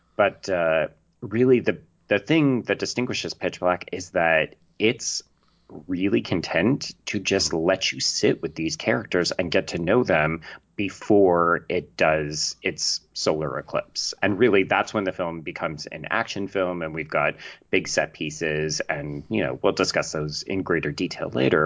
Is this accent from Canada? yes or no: yes; Canada; accent: Canadian; I'm Canadian, in case people can't tell